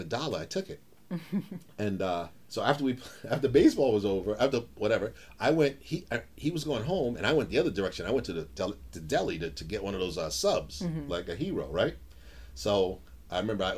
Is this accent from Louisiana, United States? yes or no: no; New York City, New York, United States; I grew up in Harlem